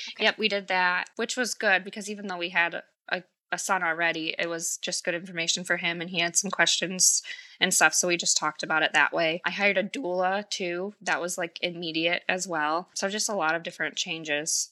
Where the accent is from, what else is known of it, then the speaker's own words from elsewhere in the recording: Michigan, United States; I'm from Michigan